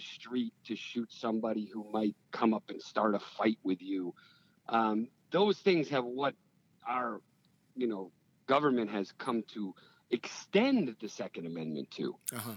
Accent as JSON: {"language": "English", "town": "Stamford", "region": "Connecticut", "country": "United States", "tie": "born or raised there", "also_born_or_lived": "New York City", "said": "I um, grew up in Stamford, Connecticut"}